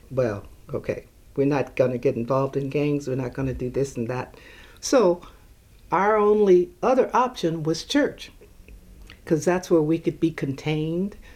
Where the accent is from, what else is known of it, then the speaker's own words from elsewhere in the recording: Alexandria, Louisiana, United States; born there; now in Oakland, United States; um, I was born in Alexandria, Louisiana. Uh, my brother, mother, father came out here, migrated, and I think we came in 1946